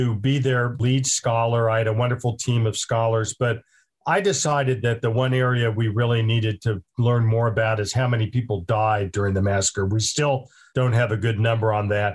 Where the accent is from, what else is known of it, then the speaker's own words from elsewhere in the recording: Tulsa, Oklahoma, United States; I grew up in Tulsa. So as a kid growing up in the 1960s